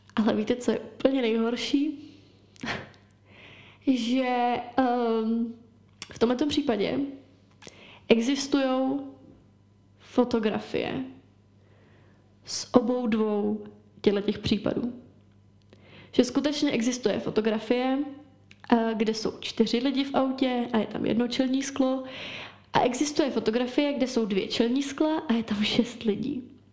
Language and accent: Czech; Czechia